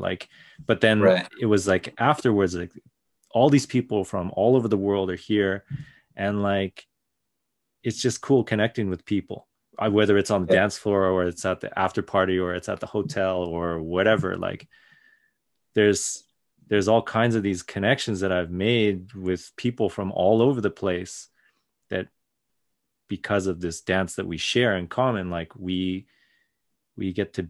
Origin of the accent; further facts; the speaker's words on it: Japan; also born or lived in Canada; I was born in Canada, but as soon as they could, like the whole family moved to Japan for like a couple years, I think.